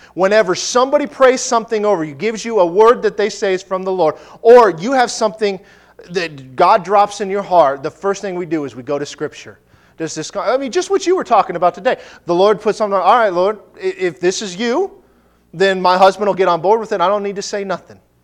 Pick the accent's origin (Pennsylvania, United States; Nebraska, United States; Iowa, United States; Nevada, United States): Nebraska, United States; I'm from Nebraska.